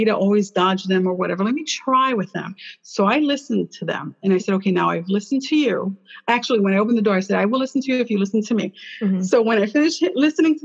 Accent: Chicago, Illinois, United States; I was born in Chicago

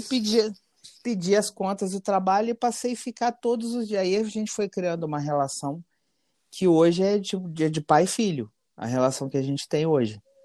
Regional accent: Petrópolis, Rio de Janeiro, Brazil; eu sou de Petrópolis, Rio de Janeiro, uma cidade pequena

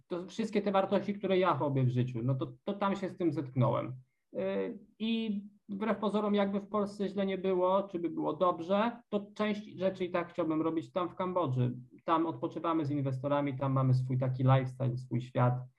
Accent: Poland; moved away as an adult; now in Cambodia

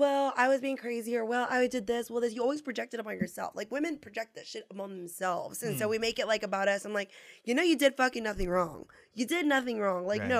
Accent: San Antonio, Texas, United States; moved away as an adult; So I went back home to my hometown, which is where we're at, San Antonio.

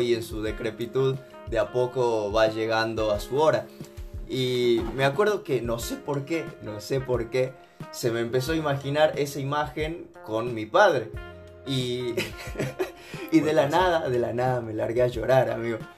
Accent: Salta, Argentina; Yo nací en Salta y el hecho de que a mi infancia me transporte estar en festivales donde me llevaban mis viejos

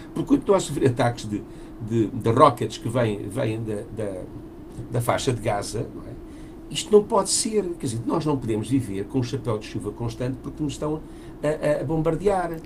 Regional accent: Portugal; eu sou português

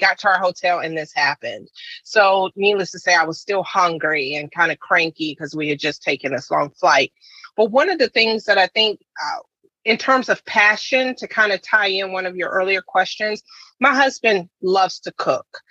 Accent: South Carolina, United States; growing up in South Carolina

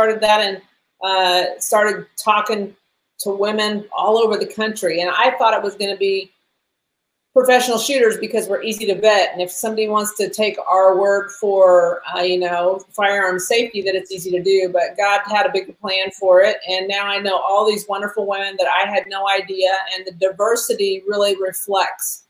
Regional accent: Tulsa, Oklahoma, United States; I'm from Tulsa

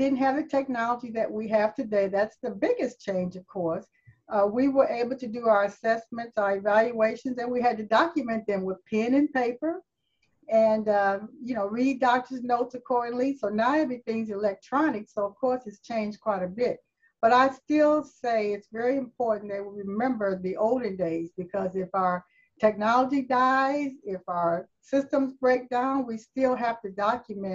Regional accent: Toledo, Ohio, United States; I grew up in Toledo, Ohio. Born and raised

